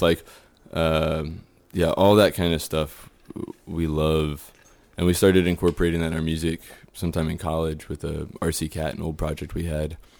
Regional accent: Houston, Texas, United States; moved away as an adult; now in Austin, United States; I grew up in Spring Branch

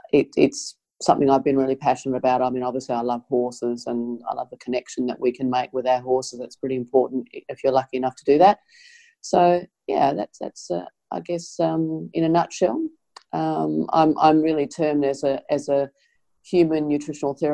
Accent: Adelaide, South Australia, Australia; I'm originally from Adelaide

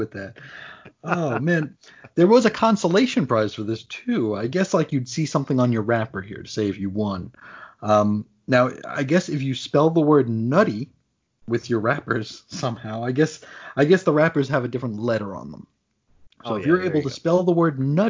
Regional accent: New York City, New York, United States; I grew up in New York City

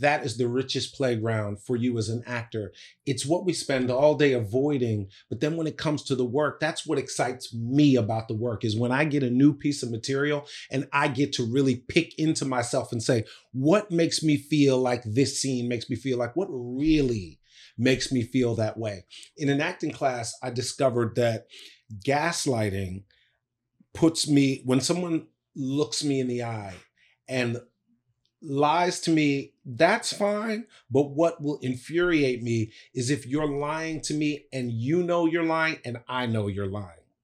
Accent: Bladensburg, Maryland, United States; I grew up in Bladensburg, Maryland.

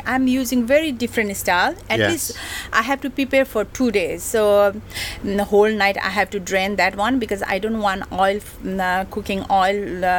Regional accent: Kathmandu, Bagmati, Nepal; English is a second language; moved away as an adult; now in Hong Kong; And I come from, I grown up in Kathmandu, from Kathmandu.

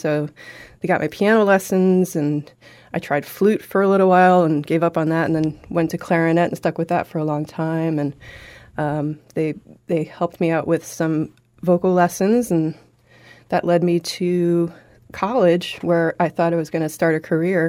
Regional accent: Milford, Massachusetts, United States; I grew up in Milford, which is just between Boston and Worcester.

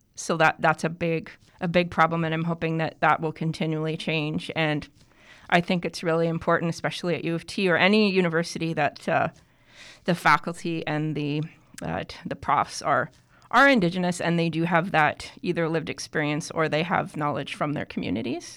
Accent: Toronto, Ontario, Canada; I grew up in Toronto, actually. Yeah. I'm a big city kid

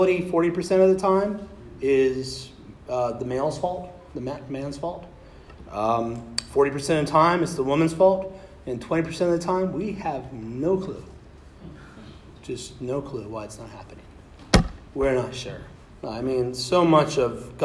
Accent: Kansas, United States; moved away; I was born in Kansas.

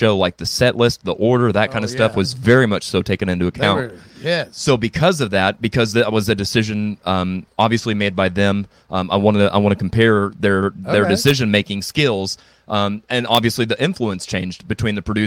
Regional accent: Ava, Missouri, United States; now in Springfield, United States; I grew up in Ava whenever I used to take drum lessons and stuff

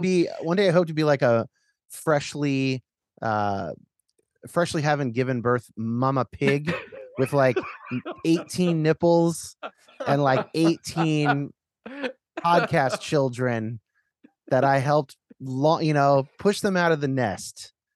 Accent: Northern California, United States; I'm growing up in Northern California

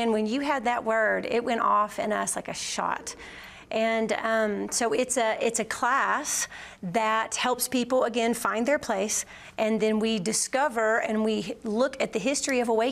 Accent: Georgia, United States; We're from Georgia

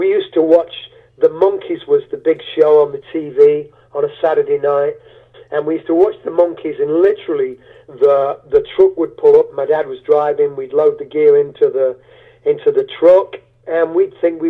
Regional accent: Sherwood Forest, Nottinghamshire, East Midlands, United Kingdom; also born or lived in Beaufort, United States / Charlotte, United States; now in Yorkshire, United Kingdom; I grew up in Sherwood Forest, near Sherwood Forest, Nottinghamshire, you know, land of Robin Hood.

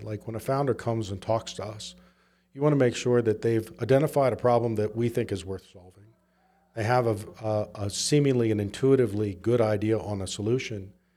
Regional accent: Southwest Virginia, United States; also born or lived in Memphis / San Francisco; now in Utah, United States; I grew up in Southwest Virginia.

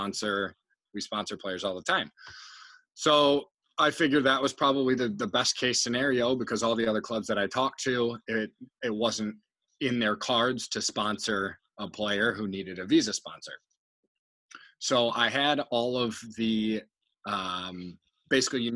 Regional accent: United States; moved away as an adult; also born or lived in Australia; I was the first American who had ever signed for Hume.

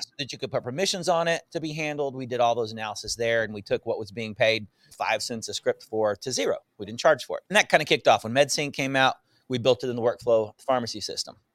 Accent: Northwest Louisiana, United States; moved away as an adult; also born or lived in Houston, Texas; Mostly Louisiana

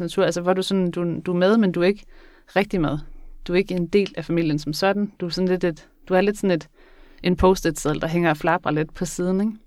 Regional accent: Skagen, North Denmark Region, Denmark; Jeg kommer fra Skagen

